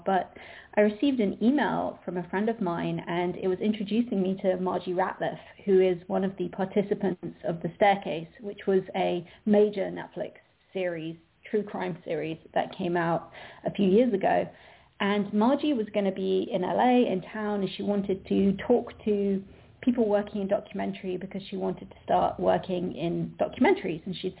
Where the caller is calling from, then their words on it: London, United Kingdom; I'm calling in from London